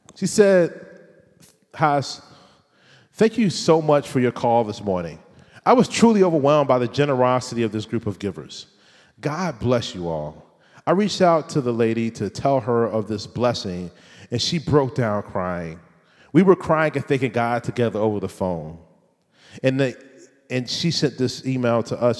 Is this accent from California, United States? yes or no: no; Richmond, Virginia, United States; I'm from Richland, Virginia